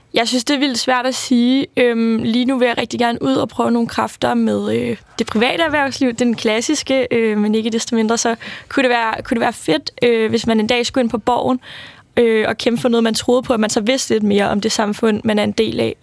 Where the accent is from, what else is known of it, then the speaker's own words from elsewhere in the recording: Værløse, Capital Region of Denmark, Denmark; now in Copenhagen, Denmark; jeg er vokset op i Værløs, lidt uden for København. Øh, og i dag bor jeg i København